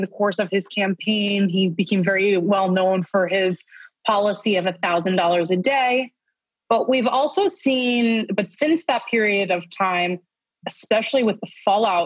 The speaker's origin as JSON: {"language": "English", "region": "New York", "country": "United States", "moved": "yes", "lives_now": "Tel Aviv, Israel", "said": "I'm a New Yorker first and foremost"}